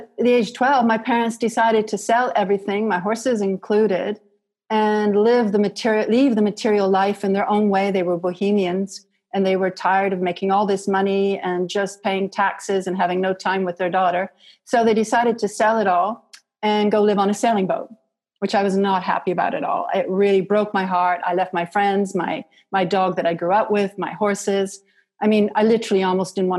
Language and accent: English; Canada; So I grew up in Canada, and I grew up with horses.